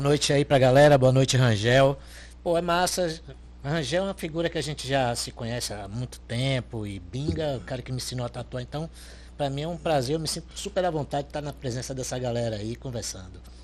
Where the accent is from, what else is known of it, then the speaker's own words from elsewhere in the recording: Itaparica, Bahia, Brazil; also born or lived in Salvador; O registro tem Salvador, mas sou de Itaparica. Né? Minha infância inteira foi lá